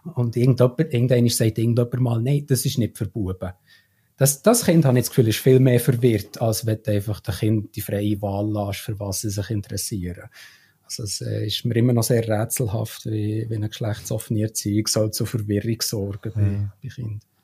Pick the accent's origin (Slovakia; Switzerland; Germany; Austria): Switzerland; als Schweizer